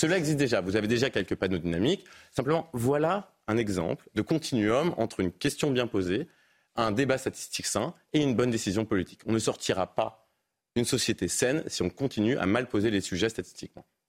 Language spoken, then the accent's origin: French; Paris, Île-de-France, France; Je suis parisien